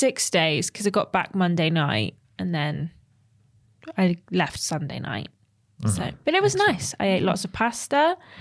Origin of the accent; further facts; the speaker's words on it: Cambridge, East of England, United Kingdom; I'm from Cambridge.